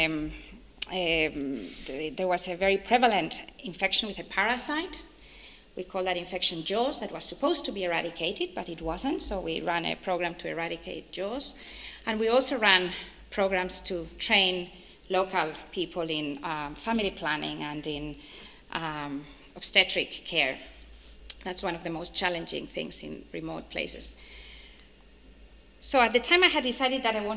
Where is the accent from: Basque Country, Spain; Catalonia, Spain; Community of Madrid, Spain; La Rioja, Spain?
Community of Madrid, Spain; Madrid; moved away as an adult; now in Australia; I come from Spain, a country in Europe, and from Spain, right in the center of Spain, Madrid.